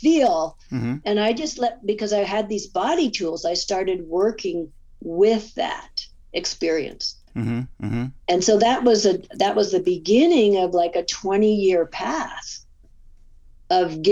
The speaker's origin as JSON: {"language": "English", "region": "California", "country": "United States", "also_born_or_lived": "Pacific Northwest / Alaska", "moved": "as an adult", "said": "So as I moved away from California in my early 30s, I moved up to the Northwest"}